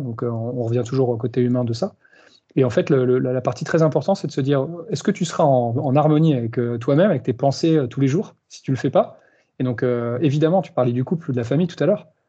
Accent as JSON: {"language": "French", "country": "France", "also_born_or_lived": "Australia / Spain", "moved": "as an adult", "said": "je suis français d'origine"}